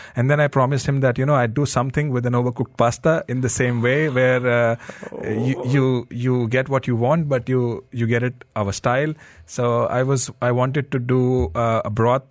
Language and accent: English; Delhi, India; I grew up in uh, Delhi